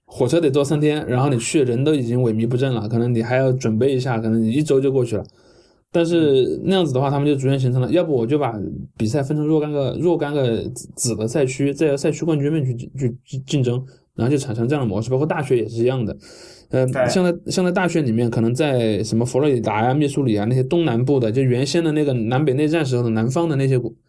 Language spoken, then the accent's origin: Chinese; China; 他唱国歌不会像我们中国这样就弄得那么严肃